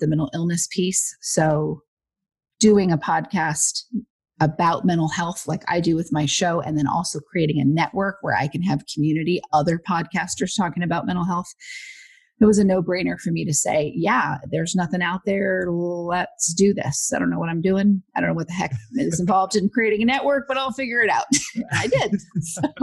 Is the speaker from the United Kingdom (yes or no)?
no; Huntington Beach, California, United States; also born or lived in Westminster, California; I grew up in Westminster and Huntington Beach.